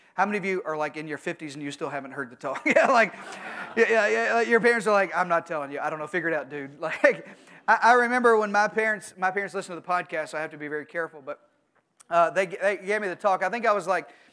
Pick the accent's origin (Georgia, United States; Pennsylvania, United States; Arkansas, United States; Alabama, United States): Arkansas, United States; I'm from Arkansas